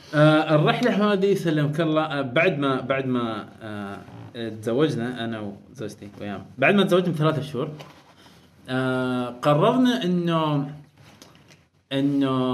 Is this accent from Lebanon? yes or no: no; Oman; بيتنا ما قريتنا ما بس يعني عمان